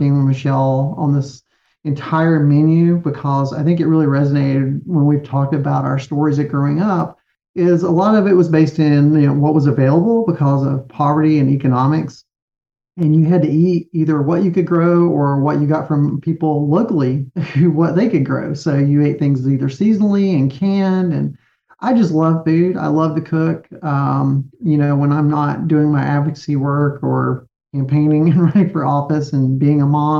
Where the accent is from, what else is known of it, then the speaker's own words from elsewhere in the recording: the South, United States; being a Southerner